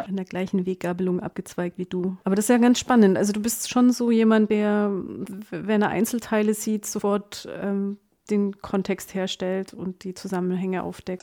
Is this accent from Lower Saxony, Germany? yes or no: no; Allgäu, Bavaria, Germany; Ich komme ja aus dem Allgäu, da ist man nicht so